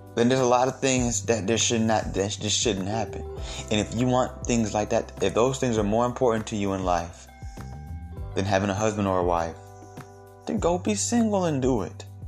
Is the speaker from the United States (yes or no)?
yes; Georgia, United States; I'm from Georgia, you know what I'm saying? Like that's we have mostly Mexicans here